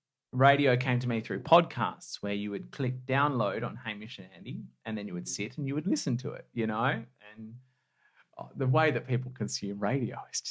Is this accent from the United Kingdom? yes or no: no; Perth, Western Australia, Australia; You know, growing up in Perth, I've never had a sense of entitlement